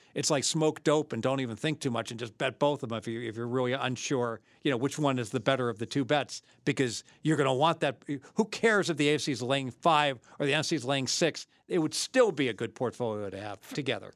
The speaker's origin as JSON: {"language": "English", "town": "Dayton", "region": "Ohio", "country": "United States", "said": "I'm from Dayton"}